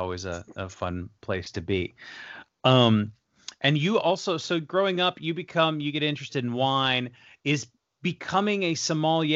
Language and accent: English; Las Vegas, Nevada, United States; I'm from Vegas